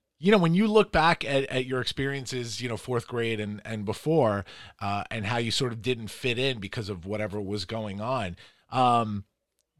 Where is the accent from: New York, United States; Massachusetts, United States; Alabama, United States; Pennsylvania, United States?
New York, United States; Farmingdale; also born or lived in Flushing, Queens; I grew up in Flushing. I moved here in third grade. We moved to Farmingdale